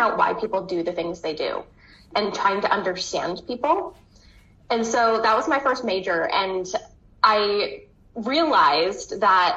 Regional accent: Southern Maine, United States; I'm from Southern Maine, and I still live here. This is where I've grown up

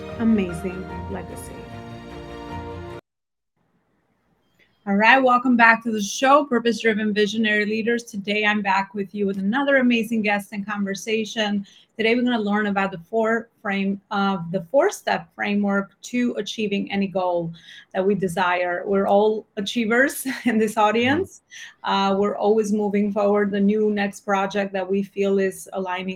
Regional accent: Albania; now in New York, United States; I'm natively Albanian, based out of New York.

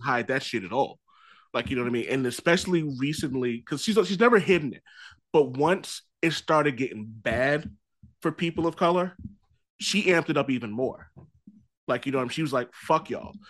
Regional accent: Boston, Massachusetts, United States; I'm from Mattapan. I'm from a very hood part of Boston

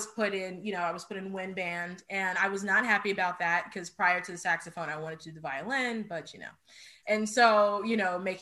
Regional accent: Oakland, California, United States; also born or lived in Los Angeles County, United States / Albuquerque, United States; So I am originally from the Bay Area, Bay Area, so Oakland, California, and I grew up moving around a lot.

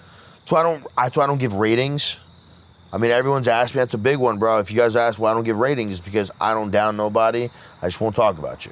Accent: Freehold, New Jersey, United States; born there; I was born in Freehold.

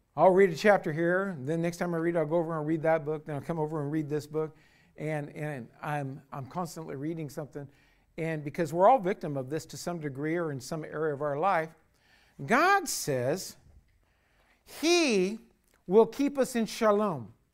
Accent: United States; as an American citizen

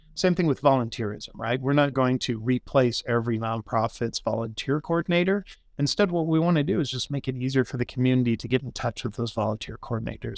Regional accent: Grand Junction, Colorado, United States; also born or lived in Boulder, Colorado; I was born and raised here in Grand Junction

